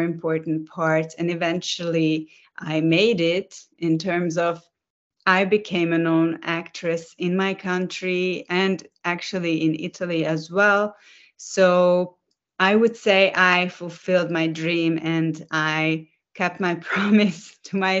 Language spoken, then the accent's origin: English; Budapest, Hungary; I am currently in Budapest, which is my hometown in Hungary, which is in Central Europe